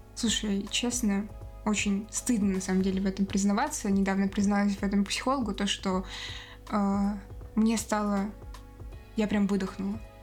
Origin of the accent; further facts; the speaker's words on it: Moscow, Russia; я выросла там в Москве, да, с детства была э, на родине там